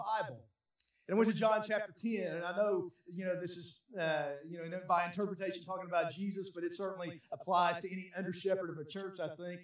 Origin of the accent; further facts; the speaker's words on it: United States; I'm American